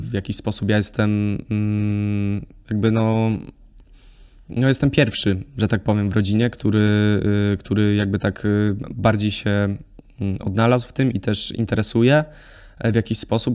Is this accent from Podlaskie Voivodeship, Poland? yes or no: no; Lesser Poland, Poland; jestem ze wsi, gdzie nie było dla mnie problemu jeździć statą do lasu i, i szykować drewno na zimę